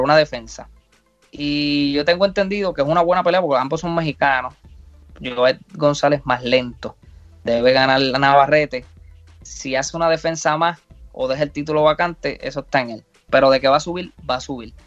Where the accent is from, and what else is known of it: Puerto Rico